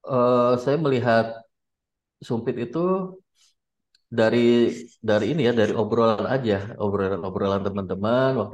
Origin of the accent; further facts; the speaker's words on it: Kotawaringin Barat, Central Kalimantan, Indonesia; Karena saya lihat di daerah saya, di daerah saya di Kabupaten Kota Waringin